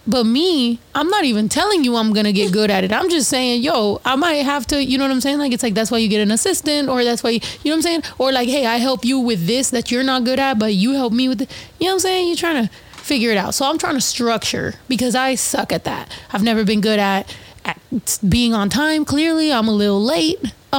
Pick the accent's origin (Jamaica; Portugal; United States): United States; East Coast; Like, I'm from the East Coast. How fucking dare you?